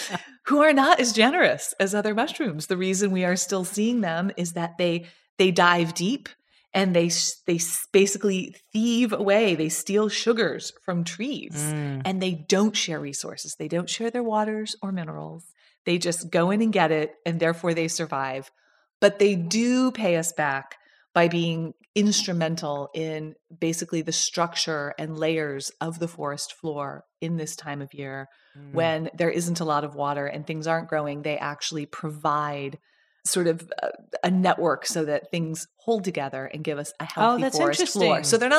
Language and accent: English; Georgia, United States; I was raised partially in Georgia.